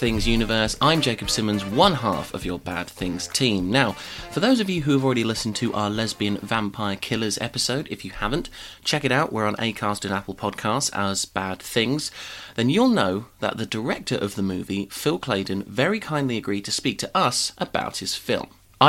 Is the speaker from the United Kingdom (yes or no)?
yes; Haverhill, East of England, United Kingdom; I'm from Haverhill, so I'm literally just down the road from you.